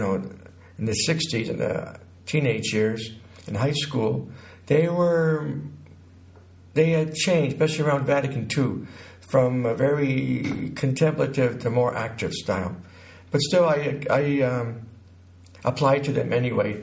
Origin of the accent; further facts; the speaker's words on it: Connecticut, United States; now in New Mexico, United States; I was born in Connecticut in 1948